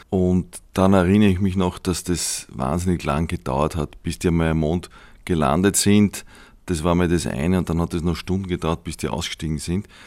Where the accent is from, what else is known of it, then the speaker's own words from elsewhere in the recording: Austria; weil wir als Österreicher, äh, kleine Nation, mit Raumfahrt damals überhaupt nichts zu tun gehabt haben